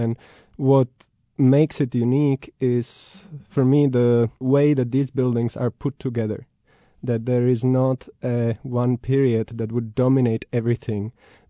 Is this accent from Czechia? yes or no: yes; Prague, Czechia; I grew up in Prague, was a city which was falling apart